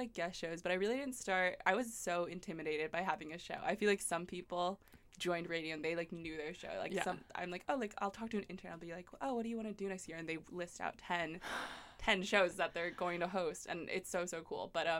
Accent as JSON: {"language": "English", "town": "Philadelphia", "region": "Pennsylvania", "country": "United States", "said": "I'm from Philadelphia"}